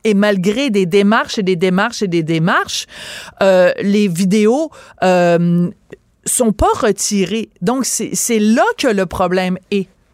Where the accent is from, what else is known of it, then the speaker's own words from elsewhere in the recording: France; also born or lived in Quebec; now in Canada; je suis née en France